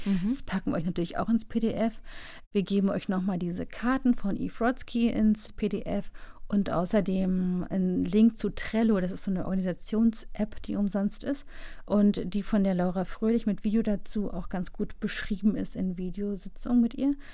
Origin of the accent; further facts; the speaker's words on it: East Germany, Germany; Ich bin im Osten aufgewachsen